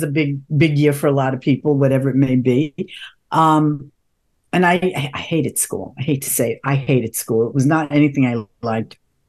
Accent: New York City, New York, United States; I was born and in Harlem first, and my parents, we moved to the projects.

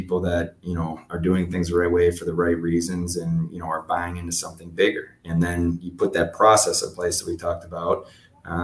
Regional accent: Buffalo, New York, United States; I'm from Buffalo originally. So, you know, I probably have a little bit of a head start on other people that have been in this job, just because I know the way the Western New York community works

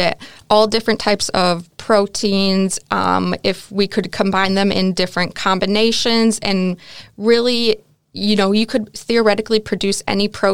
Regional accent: United States; moved away as an adult; now in Netherlands; as an American

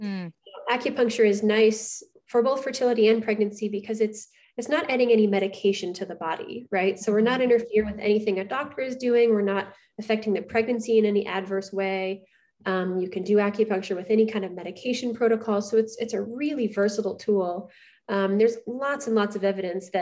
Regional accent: Midwest, United States; moved away as an adult; also born or lived in Indiana; I'm from the Midwest. So, my husband moved here from Indiana in 2016.

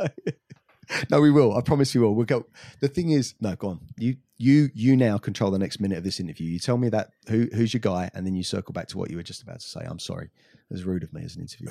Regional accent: England, United Kingdom; growing up in England

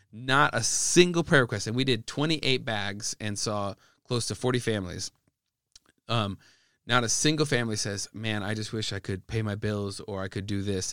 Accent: Midwest, United States; I'm an American, who grew up in the Midwest

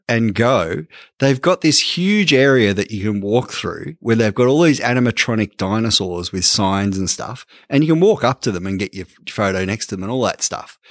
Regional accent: Ballarat, Victoria, Australia; We're from Ballarat, Larker

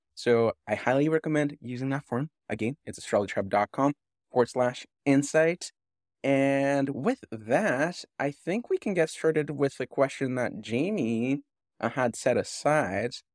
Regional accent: Canada; being Canadian and not knowing any French

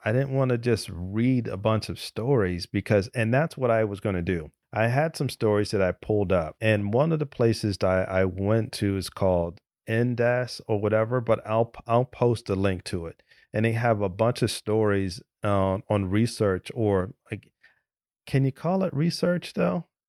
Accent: United States; I'm from the United States

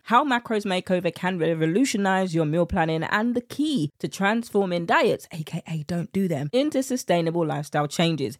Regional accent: United Kingdom; accent: British; my British accent

